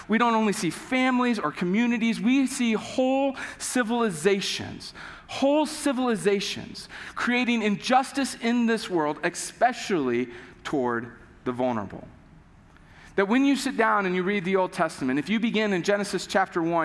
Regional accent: United States; we grew up in America, most of us have grown up in the U.S.

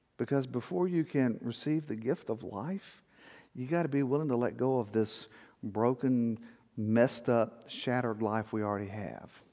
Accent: South Texas, United States; growing up in South Texas

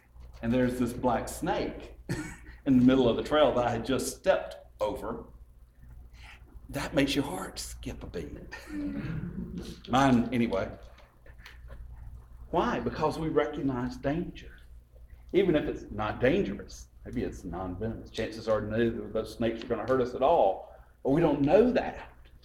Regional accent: LaGrange, Georgia, United States; I grew up in LaGrange.

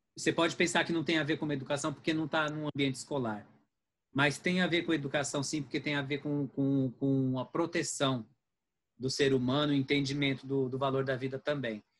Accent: Brazil; nós somos brasileiros.

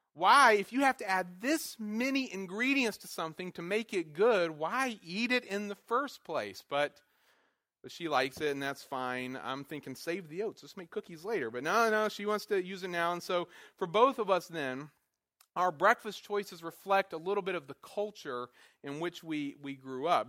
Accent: North Carolina, United States; moved away as an adult; also born or lived in Wisconsin; I was from North Carolina

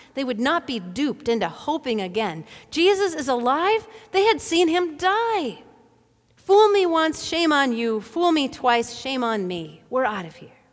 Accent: Bemidji, Minnesota, United States; Back in the eighties, when I was growing up in Bemidji

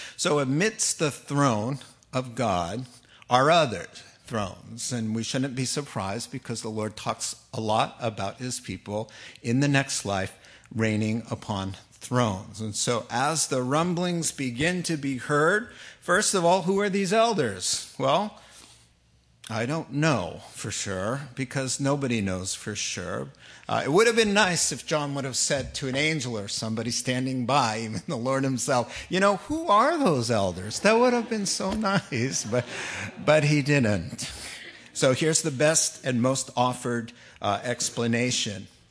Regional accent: East Coast, United States; moved away; I grew up in the East Coast

